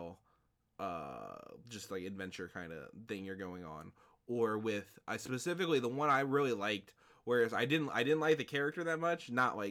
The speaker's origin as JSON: {"language": "English", "region": "Midwest", "country": "United States", "said": "we're both from the Midwest"}